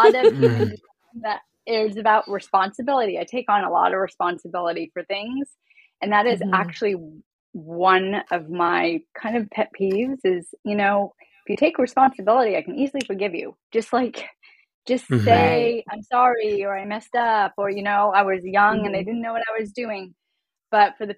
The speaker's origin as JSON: {"language": "English", "region": "Vermont", "country": "United States", "tie": "born or raised there", "said": "I grew up in Vermont"}